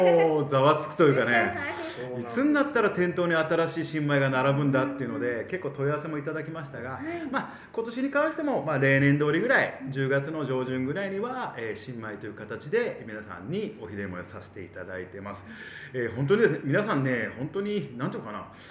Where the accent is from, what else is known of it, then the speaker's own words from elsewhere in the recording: Abashiri, Hokkaido, Japan; 出身はですね、えー、網走市ということで